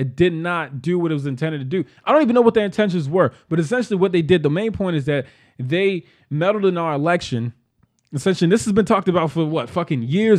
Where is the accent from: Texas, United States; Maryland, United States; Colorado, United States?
Maryland, United States; Baltimore; Growing growing up in Baltimore City, you didn't grow up here, but I grew up here.